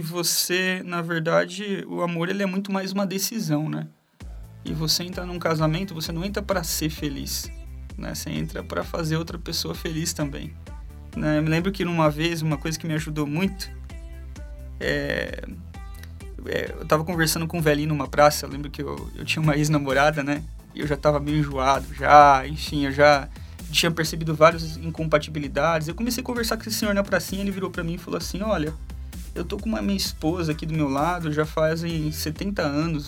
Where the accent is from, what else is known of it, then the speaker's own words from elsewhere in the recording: Bauru, São Paulo, Brazil; moved away as an adult; eu sou natural de Bauru, é, cresci em Bauru e com acho que 20, 24, 25 anos eu fui para São Paulo.